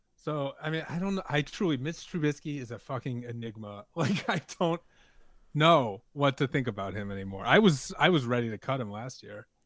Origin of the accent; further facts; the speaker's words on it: New Orleans, Louisiana, United States; I'm from New Orleans, but my dad is from Chicago